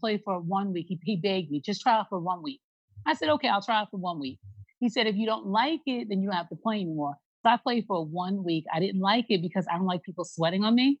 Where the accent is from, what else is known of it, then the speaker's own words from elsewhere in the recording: Long Island, New York, United States; moved away; we're from Long Island originally